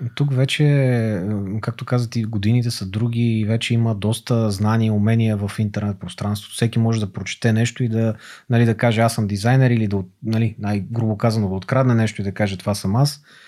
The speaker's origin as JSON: {"language": "Bulgarian", "town": "Montana", "region": "Montana Province", "country": "Bulgaria", "tie": "born or raised there", "also_born_or_lived": "Gabrovo", "moved": "as an adult", "lives_now": "Sofia, Bulgaria", "said": "роден съм в София, отраснал съм в Монтана, учил съм в Габро, след това се върнах в София"}